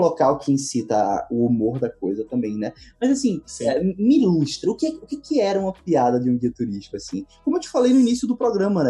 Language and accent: Portuguese; Northeast Brazil, Brazil; eu particularmente, que sou do Nordeste brasileiro